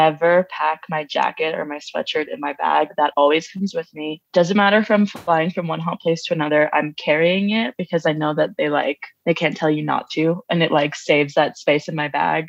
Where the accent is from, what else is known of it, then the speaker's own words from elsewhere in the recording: Long Island, New York, United States; moved away as an adult; also born or lived in New Orleans; I grew up on Long Island